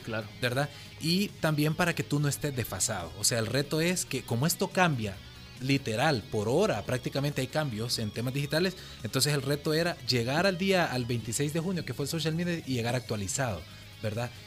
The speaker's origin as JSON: {"language": "Spanish", "country": "El Salvador", "said": "como salvadoreños"}